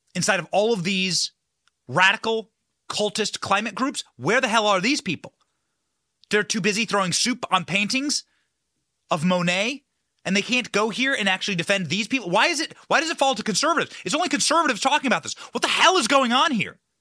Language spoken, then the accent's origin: English; Solon, Iowa, United States; this exact community, Solon, Iowa, right, was where I was raised